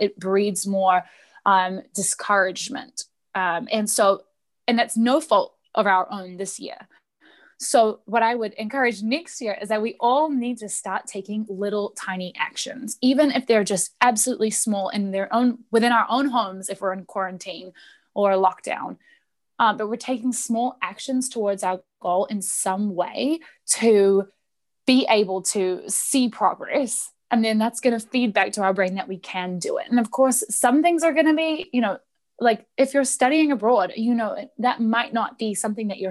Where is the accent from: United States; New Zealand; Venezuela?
New Zealand; I'm from New Zealand.